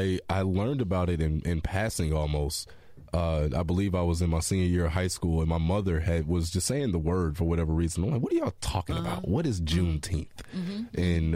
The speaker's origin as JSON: {"language": "English", "town": "Chicago", "region": "Illinois", "country": "United States", "tie": "born or raised there", "moved": "yes", "lives_now": "Indianapolis, United States", "said": "Indianapolis is home now, but mm-hmm. in my hometown of Chicago"}